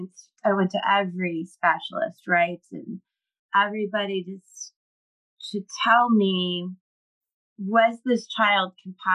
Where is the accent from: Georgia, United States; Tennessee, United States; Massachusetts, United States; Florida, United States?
Florida, United States; Cocoa Beach; now in Tampa area, United States; I grew up in Cocoa Beach. I'm a Florida girl.